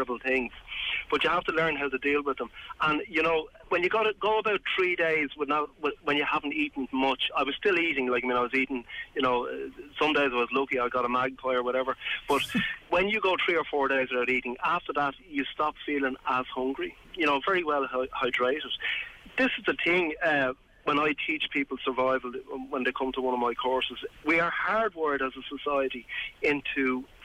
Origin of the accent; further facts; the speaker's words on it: Wicklow, Leinster, Ireland; I'm from Wicklow.